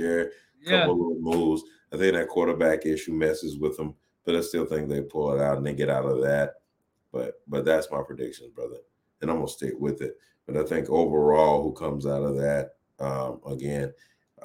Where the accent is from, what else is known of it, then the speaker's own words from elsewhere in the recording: Alabama, United States; I'm from Alabama